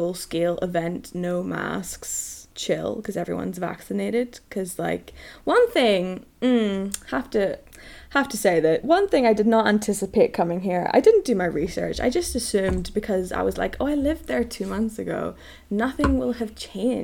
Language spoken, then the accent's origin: English; Northern Ireland, United Kingdom; I'm from Northern Ireland. And being from Northern Ireland presents its own certain difficulties.